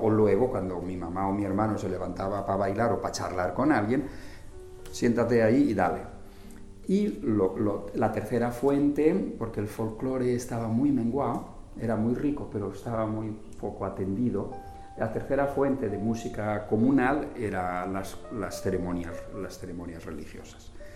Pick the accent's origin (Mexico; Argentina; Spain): Spain; born or raised there; moved away as an adult; also born or lived in Madrid